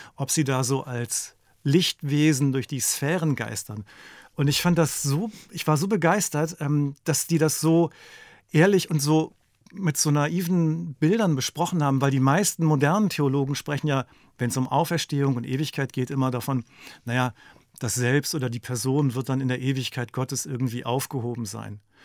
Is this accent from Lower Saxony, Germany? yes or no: yes; Lüneburg Heath, Lower Saxony, Germany; moved away as an adult; also born or lived in Magdeburg / East Frisia; ich bin ja in der Lüneburger Heide aufgewachsen